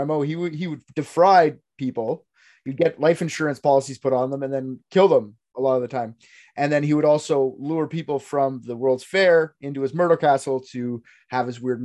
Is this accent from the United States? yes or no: no; Canada; I'm a Canadian